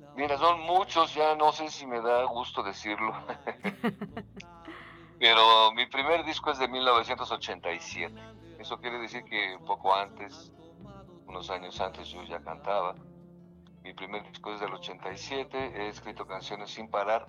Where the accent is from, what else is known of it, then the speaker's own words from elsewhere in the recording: Mexico; estamos viviendo todos como mexicanos